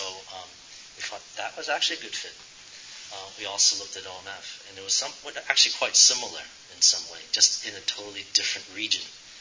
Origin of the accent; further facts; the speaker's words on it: United States; we are Chinese American. We grew up in a certain way